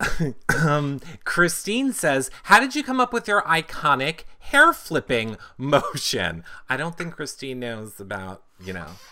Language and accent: English; United States; as an American